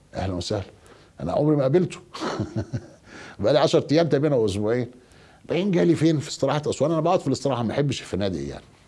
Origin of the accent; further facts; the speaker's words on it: Egypt; عندنا في مصر